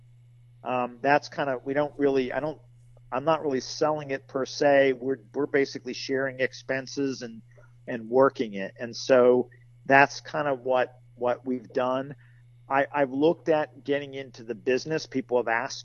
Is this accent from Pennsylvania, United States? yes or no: yes; Western Pennsylvania, United States; now in central Pennsylvania, United States; I grew up in Western PA